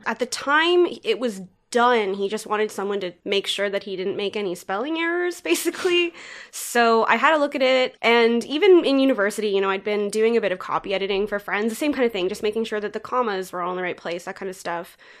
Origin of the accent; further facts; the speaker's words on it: Richmond Hill, Ontario, Canada; moved away as an adult; now in Toronto, Canada; I grew up in Richmond Hill, just north of the city of Toronto, so close